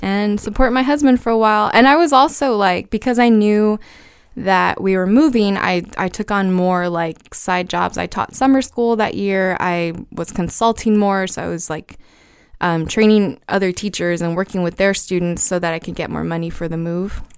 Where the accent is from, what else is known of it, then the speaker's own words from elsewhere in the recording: Brownsville, Texas, United States; moved away as an adult; also born or lived in Austin, Texas / Tucson, Arizona; I'm from Brownsville, Texas